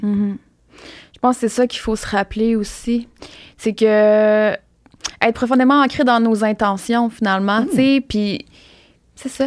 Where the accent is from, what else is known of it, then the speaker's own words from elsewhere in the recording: Rimouski, Quebec, Canada; je viens de Rimouski